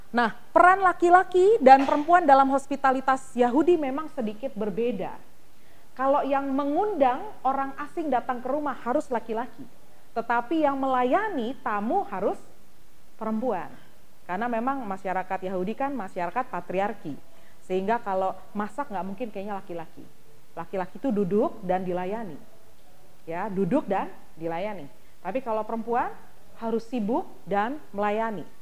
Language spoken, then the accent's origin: Indonesian; East Nusa Tenggara, Indonesia; Ya kalau tradisi orang Timor, kebetulan saya orang Timor, itu harus menyiapkan minuman terlebih dahulu